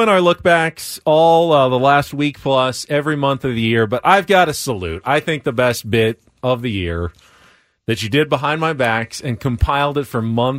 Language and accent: English; San Diego, California, United States; Growing up in San Diego